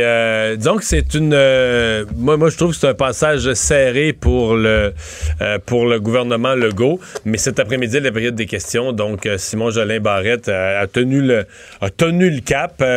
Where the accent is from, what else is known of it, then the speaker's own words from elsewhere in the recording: Rivière-du-Loup, Quebec, Canada; dans mon coin de pays